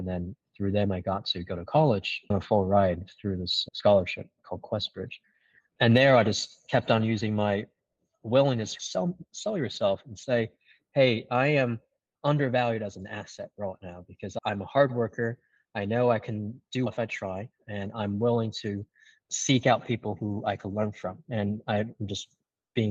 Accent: China; moved away; also born or lived in Singapore; I came from an immigrant family. I grew up in China

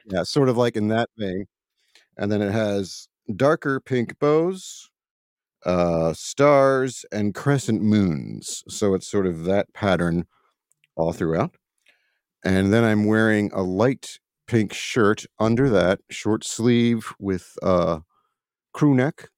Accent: Baltimore, Maryland, United States; I'm from, uh, Baltimore, Maryland

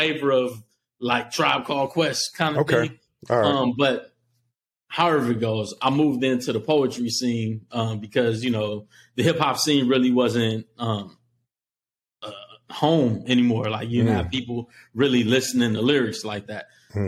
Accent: Los Angeles, California, United States; I'm a kid from Los Angeles during like the crack epidemic

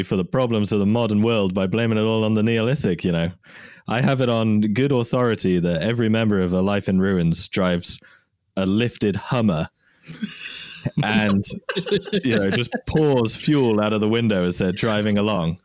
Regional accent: a small English town in Britain, England, United Kingdom; I grew up in Britain in a small town with absolutely zero Mesoamericans there, zero Hispanic people in my small English town

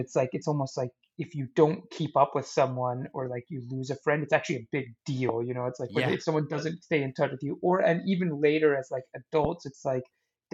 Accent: Saskatoon, Saskatchewan, Canada; now in Victoria, Canada; Saskatoon was a really good place to grow up.

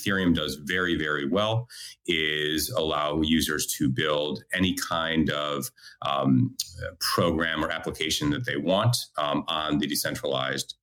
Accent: United States; moved away as an adult; also born or lived in Australia; now in Israel; I'm originally American, moved to Australia in 2004

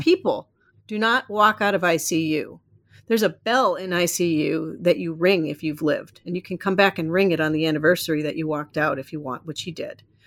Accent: Iowa, United States; moved away as an adult; also born or lived in Minneapolis, Minnesota / California; now in Maine, United States; raised in Iowa

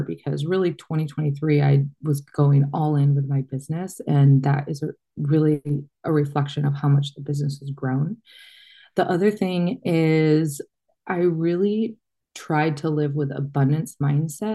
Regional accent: Michigan, United States; moved away; I grew up in Michigan

